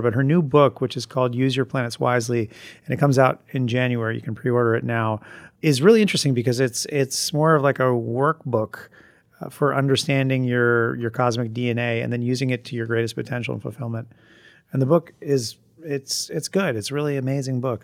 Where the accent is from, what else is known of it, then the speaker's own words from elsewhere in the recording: Vermont, United States; moved away; I'm from Vermont